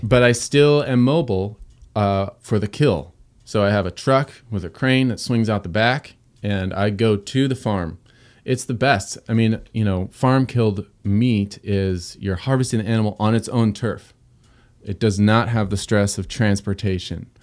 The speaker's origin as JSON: {"language": "English", "region": "Southern California", "country": "United States", "tie": "born or raised there", "also_born_or_lived": "Pacific Northwest", "moved": "yes", "said": "I grew up in Southern California, suburbia"}